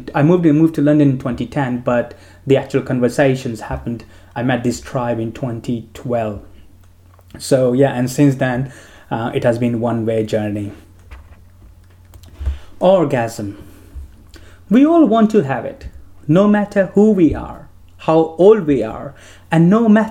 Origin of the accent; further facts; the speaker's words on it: India; moved away; I grew up in India